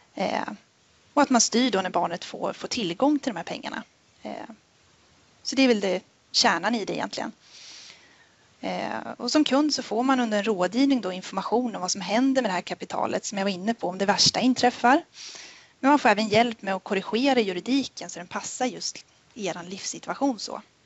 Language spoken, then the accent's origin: Swedish; Sundsvall, Västernorrland County, Sweden; moved away as an adult; now in Jönköping, Sweden; jag började i Nordea 2015 uppe i Sundsvall där jag kommer ifrån